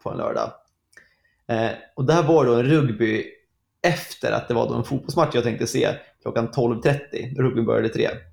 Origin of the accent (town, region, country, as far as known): Sweden